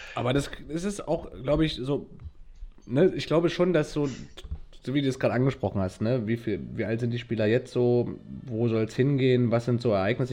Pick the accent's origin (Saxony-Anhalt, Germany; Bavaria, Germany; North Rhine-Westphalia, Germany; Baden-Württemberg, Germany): Saxony-Anhalt, Germany; Wernigerode; bei meinem Heimatort Wernigerode